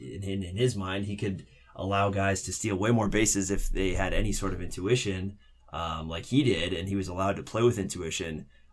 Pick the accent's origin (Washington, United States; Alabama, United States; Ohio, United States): Washington, United States; Seattle; moved away; I'm forgetting my Seattle roots